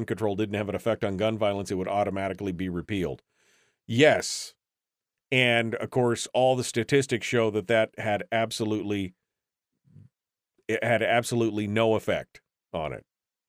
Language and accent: English; Washington, United States; When I was a kid, my best friend was from Texas. I was from Washington State. Sounded like a Texan in a few short months.